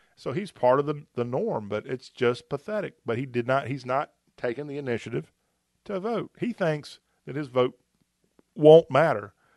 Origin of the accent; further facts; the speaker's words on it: the South, United States; accent: Southern; I like my Southern accent